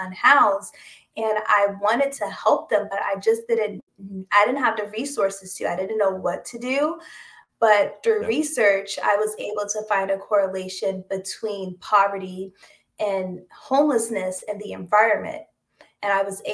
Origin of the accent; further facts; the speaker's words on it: Washington, District of Columbia, United States; moved away as an adult; also born or lived in Connecticut; now in New York City, United States; I was born and raised in the Washington, D.C. area